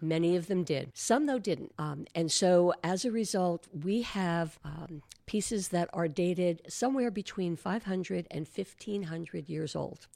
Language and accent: English; New Jersey, United States; moved away as an adult; now in Marco Island, United States; I'm from New Jersey.